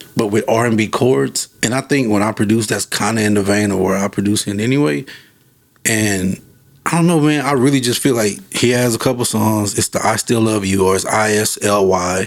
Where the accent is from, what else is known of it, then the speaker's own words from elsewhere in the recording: Fort Worth, Texas, United States; I'm from Fort Worth. If people know about Fort Worth, growing up in the 90s, Fort Worth was like